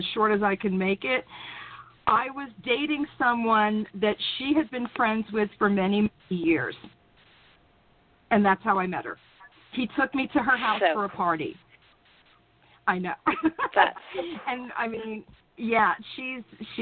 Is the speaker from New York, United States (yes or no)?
yes; New York City, New York, United States; also born or lived in Brooklyn, New York; now in North Carolina, United States; I was born in Brooklyn, raised in Queens